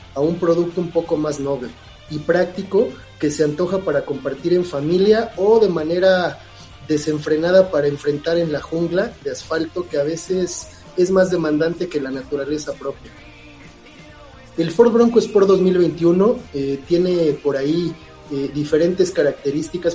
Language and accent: Spanish; Mexico; aquí en, nuestro país